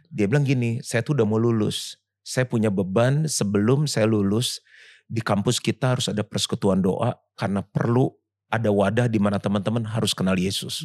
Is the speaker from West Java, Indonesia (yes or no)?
no; Jakarta, Indonesia; Saya lahir di Jakarta